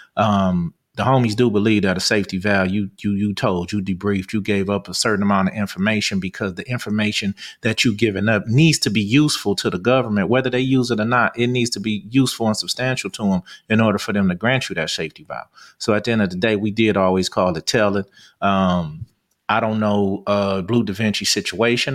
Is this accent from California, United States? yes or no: yes; Los Angeles, California, United States; we grew up in Venice